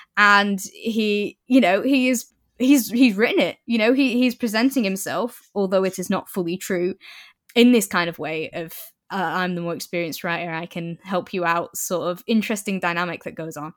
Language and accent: English; Preston, North West England, United Kingdom; moved away as an adult; now in Newcastle, United Kingdom; 'cause I live in Newcastle now, but I grew up in Preston